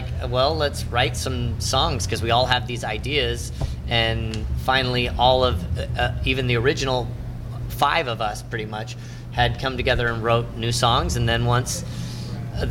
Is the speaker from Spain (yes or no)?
no; Las Vegas, Nevada, United States; We're from Vegas